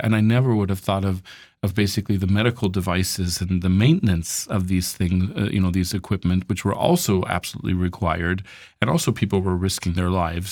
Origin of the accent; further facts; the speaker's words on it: United States; moved away; as an American